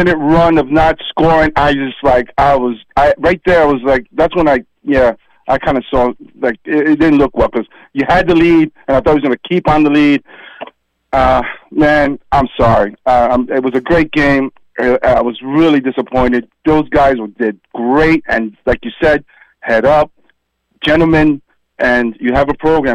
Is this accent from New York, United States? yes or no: yes; New York, United States; now in Boynton Beach, United States; I'm from New York